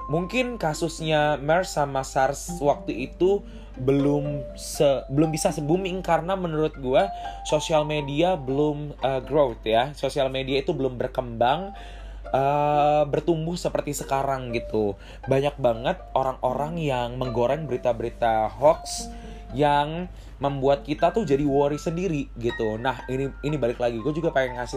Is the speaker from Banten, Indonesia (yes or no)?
no; Bandar Lampung, Lampung, Indonesia; Lampung, gue berasal dari Bandar Lampung itu sekitar udah satu atau dua orang yang udah terpapar coronavirus